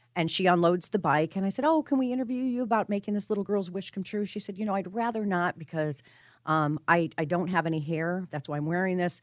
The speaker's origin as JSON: {"language": "English", "region": "Colorado", "country": "United States", "tie": "born or raised there", "moved": "yes", "said": "I'm from Colorado. I grew up there"}